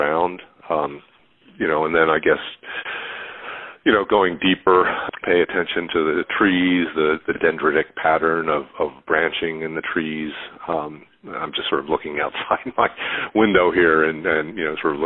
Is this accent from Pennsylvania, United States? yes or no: yes; Philadelphia, Pennsylvania, United States; now in Boston, United States; I'm in Boston. I grew up in Philadelphia